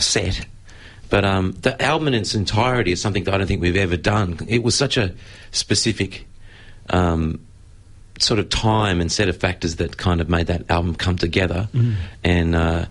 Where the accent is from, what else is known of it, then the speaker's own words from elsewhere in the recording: Queensland, Australia; I grew up in Queensland